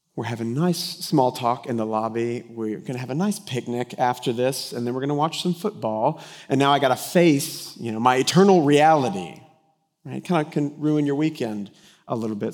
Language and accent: English; Denton, Texas, United States; I grew up in Denton, Texas, that's been under construction since its inception